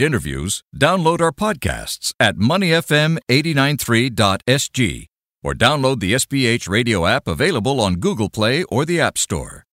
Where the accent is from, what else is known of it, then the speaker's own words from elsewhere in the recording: London, United Kingdom; now in Singapore; growing up in East London